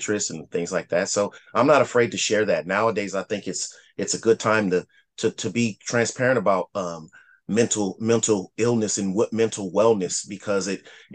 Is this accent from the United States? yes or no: yes; Lima, Ohio, United States; I'm originally from Lima, Ohio, right outside of Dayton, Ohio